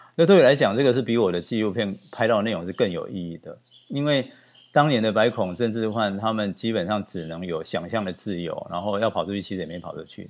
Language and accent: Chinese; Taiwan; 我们台湾人